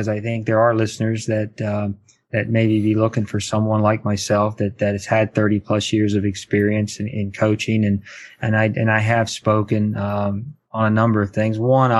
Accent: Charlottesville, Virginia, United States; also born or lived in Culpeper, Virginia; I grew up in Charlottesville, Virginia

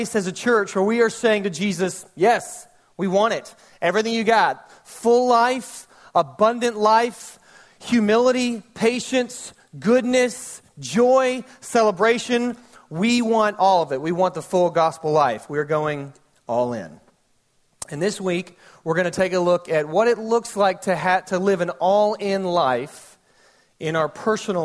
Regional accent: Fayette County, Georgia, United States; also born or lived in Newnan, Georgia; now in Senoia, United States; I grew up in Fayette County, Georgia.

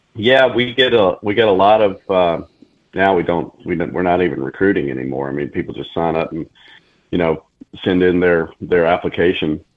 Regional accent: Mobile, Alabama, United States; moved away as an adult; also born or lived in Colorado; I'm from Alabama, from Mobile, born and raised.

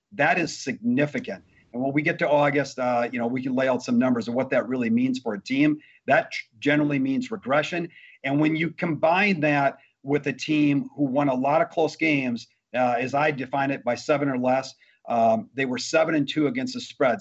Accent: Wisconsin, United States; I grew up in Wisconsin

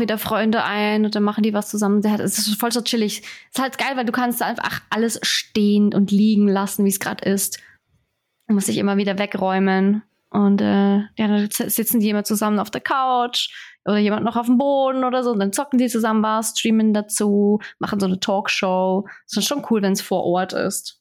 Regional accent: Switzerland; Bei uns ist das in den Mietwohnungen alles alles schon drin

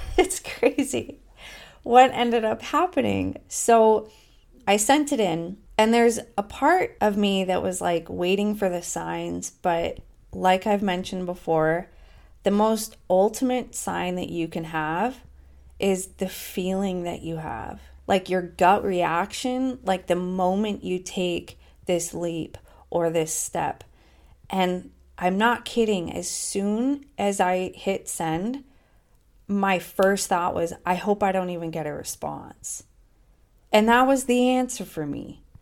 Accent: United States; moved away as an adult; now in Portugal; as an American in Europe

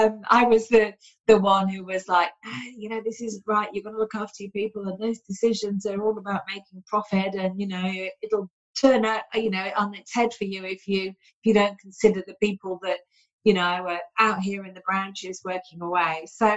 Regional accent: United Kingdom; also born or lived in Sydney, Australia; now in Byron hinterland, Australia; I'm a Yorkshire lass, Lincolnshire lass, sort of lived on the Yorkshire-Lincolnshire border there.

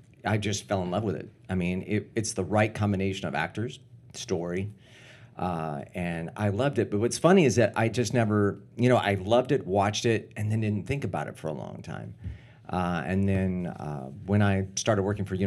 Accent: Winter Haven, Florida, United States; now in Orlando, United States; I'm one of the Floridians

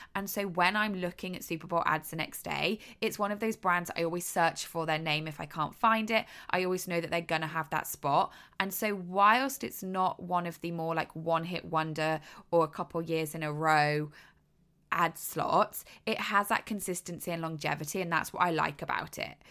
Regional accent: United Kingdom; moved away as an adult; now in United States; I am British. I have not lived in America for many, many years now, maybe six or seven years

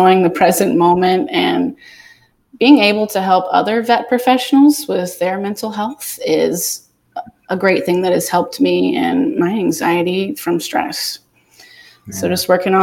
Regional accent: Atlanta, Georgia, United States; now in Southwest Florida, United States; I'm from Atlanta

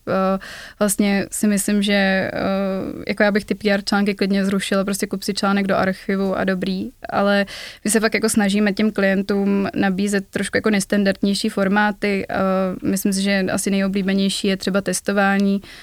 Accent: Prague, Czechia; accent: East Prague; můj východopražský přízvuk

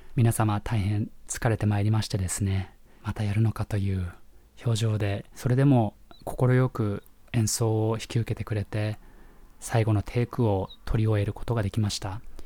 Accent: Japan; moved away as an adult; also born or lived in Nebraska, United States; 日本で育った頃

